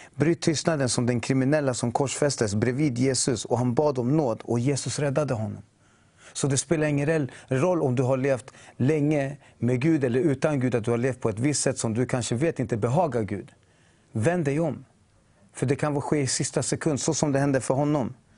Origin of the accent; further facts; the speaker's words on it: Chile; now in Sweden; jag är från Chile mm. ursprungligen